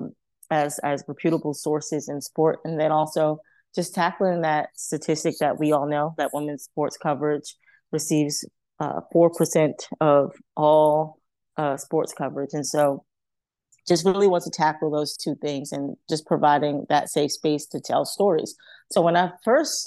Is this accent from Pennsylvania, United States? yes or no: no; New York City, New York, United States; growing up in Harlem, I was already exposed to so many great athletes and people in sport